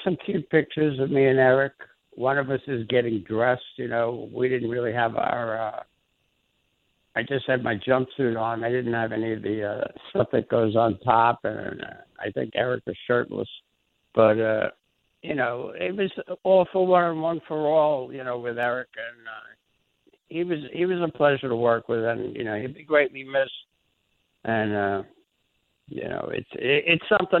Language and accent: English; New York City, New York, United States; we grew up in the Bronx together